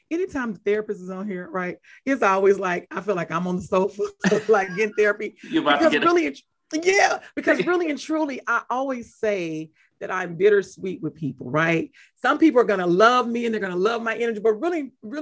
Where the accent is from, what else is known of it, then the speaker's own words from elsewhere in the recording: Mississippi, United States; I'm from Mississippi